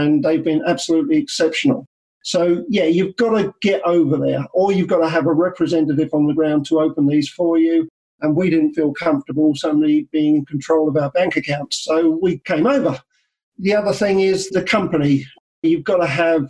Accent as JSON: {"language": "English", "country": "New Zealand", "said": "I'm from New Zealand"}